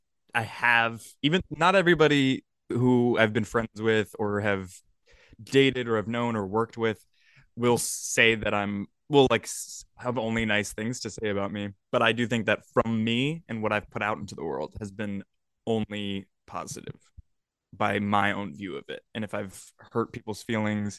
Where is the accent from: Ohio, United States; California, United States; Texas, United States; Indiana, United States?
Ohio, United States; Cleveland; I'm from Cleveland